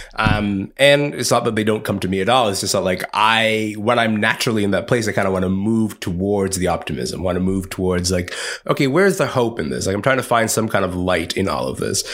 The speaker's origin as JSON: {"language": "English", "town": "Kingston", "region": "Ontario", "country": "Canada", "tie": "born or raised there", "said": "growing up in Kingston, Ontario"}